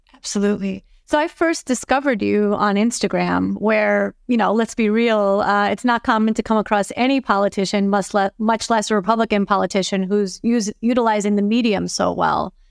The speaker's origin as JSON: {"language": "English", "town": "New York City", "region": "New York", "country": "United States", "said": "I'm from Brooklyn"}